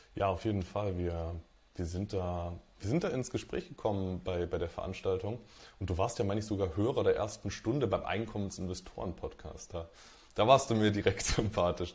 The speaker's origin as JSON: {"language": "German", "town": "Dresden", "region": "Saxony", "country": "Germany", "tie": "born or raised there", "moved": "as an adult", "lives_now": "Magdeburg, Germany", "said": "Ich bin ähm, ja, aufgewachsen in Dresden, wohne mittlerweile in Magdeburg"}